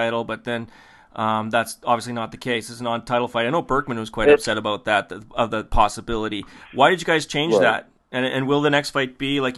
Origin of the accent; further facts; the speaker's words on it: Canada; we're Canadian